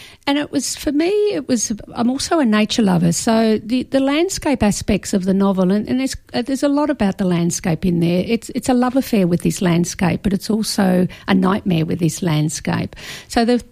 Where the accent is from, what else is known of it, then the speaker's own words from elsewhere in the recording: Victoria, Australia; now in Brisbane, Australia; I grew up in Victoria, and I first started bushwalking on Wilson's Promontory